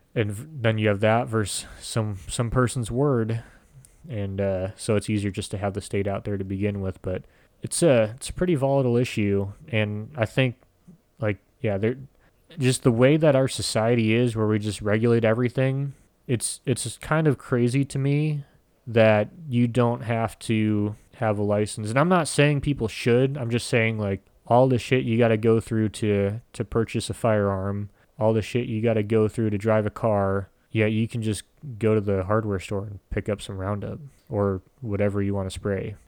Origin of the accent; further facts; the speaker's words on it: United States; as Americans, we're so used to getting every food where we want it now